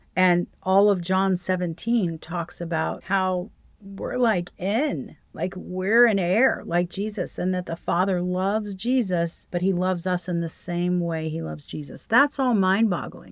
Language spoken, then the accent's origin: English; the South, United States; we're from the South